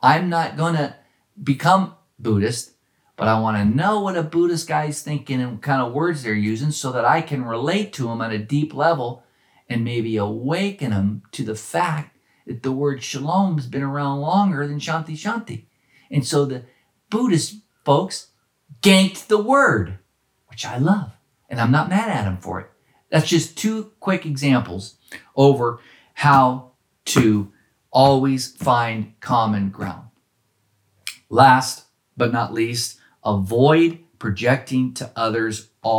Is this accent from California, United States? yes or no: yes; Oakland, California, United States; because of the environment I was raised in Oakland.